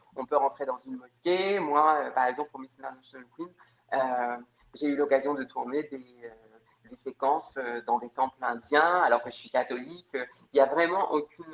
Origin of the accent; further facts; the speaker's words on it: Réunion; je suis réunionnaise, je vis dans une ville où euh, je pense que 70% de la population est, euh, métisse